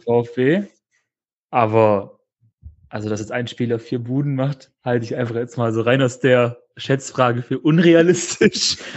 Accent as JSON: {"language": "German", "town": "Stuttgart", "region": "Baden-Württemberg", "country": "Germany", "tie": "born or raised there", "said": "ich komme aus Stuttgart, bin geboren und aufgewachsen in Stuttgart"}